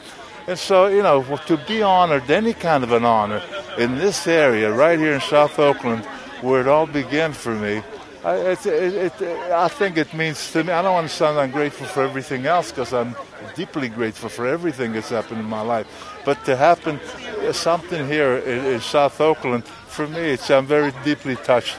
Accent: Italy; moved away; Danny Marino, his dad and I, we were good friends from the time I came over from Italy. We went to school together.

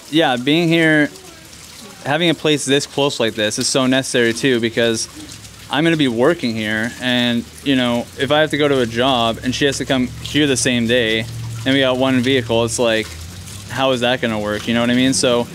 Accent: Kelowna, British Columbia, Canada; We're from Kelowna.

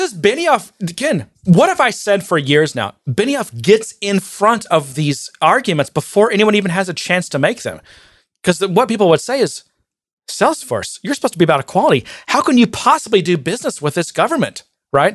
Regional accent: Texas, United States; I'm the hick from Texas

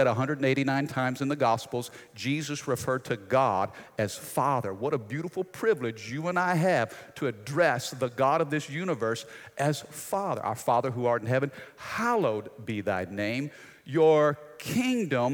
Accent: United States; as American citizens

